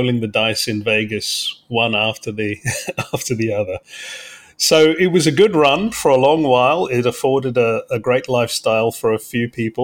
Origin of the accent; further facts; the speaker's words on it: London, United Kingdom; moved away; also born or lived in Cape Town, South Africa; I grew up in London. But was actually born in Cape Town in South Africa, at the tip of Africa. But I grew up in London from the age of 8